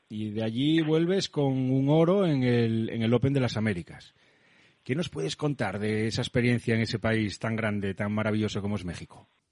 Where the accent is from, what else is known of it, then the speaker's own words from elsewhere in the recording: Asturias, Spain; accent: Asturian; tengo acento asturiano